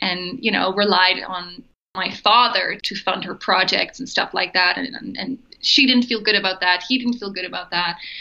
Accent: Netherlands; moved away as an adult; also born or lived in Germany; I grew up in Holland, so I'm Dutch.

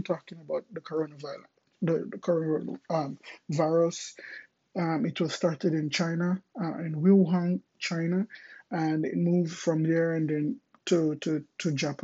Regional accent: Jamaica; moved away as an adult; also born or lived in Kingston, Jamaica; now in Miami, United States; I'm originally from Jamaica

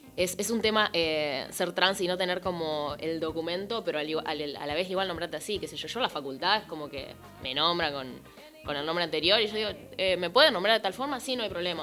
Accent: Concepción del Uruguay, Entre Ríos, Argentina; Yo soy de Concepción del Uruguay

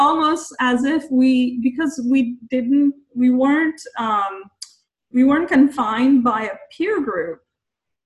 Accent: India; moved away as an adult; now in United States; I grew up in India

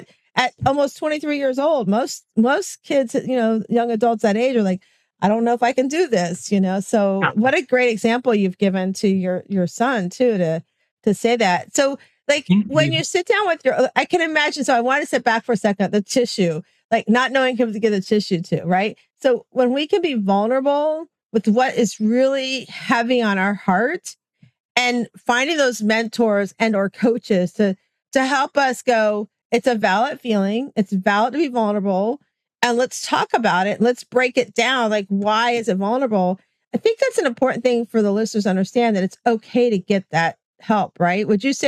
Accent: Florida, United States; I always tell everybody I'm from Florida. I'm in that wicked stepchild state where we did everything not supposed to do in COVID.

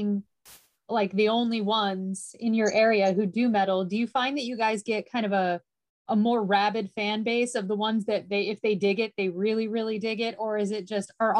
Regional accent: United States; I'm the American on the chat

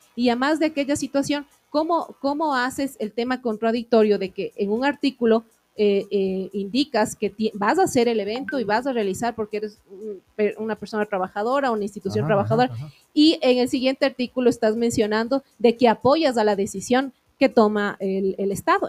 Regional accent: Ecuador; como ecuatorianos

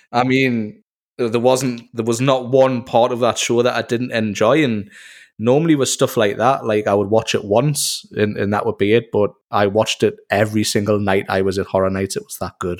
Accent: Newcastle upon Tyne, North East England, United Kingdom; I am from Newcastle in Northeast England, uh, where we get called Geordies

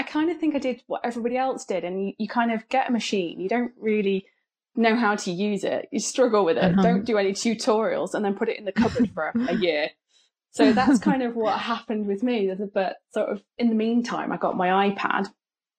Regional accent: Folkestone, South East England, United Kingdom; I come from a little seaside town called Folkestone in England

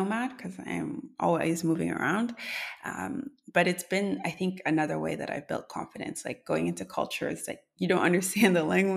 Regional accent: Canada; as a Canadian

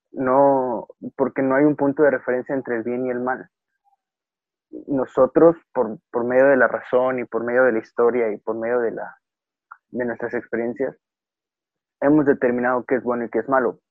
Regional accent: Mexico; como sociedad mexicana

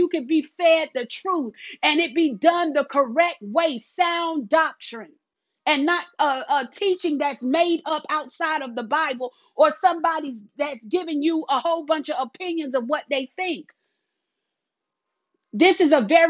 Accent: South Carolina, United States; accent: country; I live in the South. I'm from South Carolina

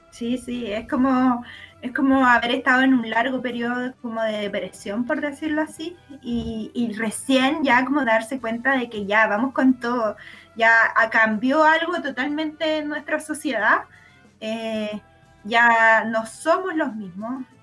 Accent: Chile; como chilena que vive en Chile.

